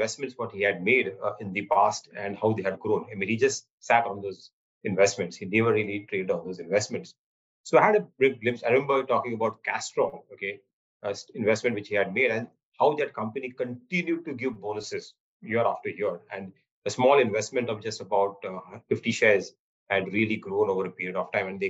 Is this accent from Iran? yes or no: no; Mumbai, Maharashtra, India; Mumbai, I was born and brought up in Mumbai, in Bandra